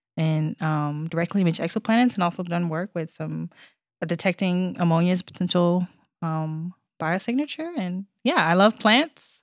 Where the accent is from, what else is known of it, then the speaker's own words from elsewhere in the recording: Arkansas, United States; moved away; I'm originally from Arkansas